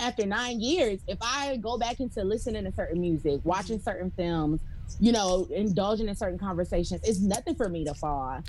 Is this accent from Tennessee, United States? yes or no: no; Detroit, Michigan, United States; moved away as an adult; now in Georgia, United States; I'm from Detroit